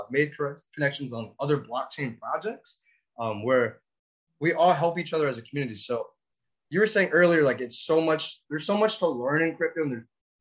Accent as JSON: {"language": "English", "region": "Florida", "country": "United States", "said": "here I am from Florida"}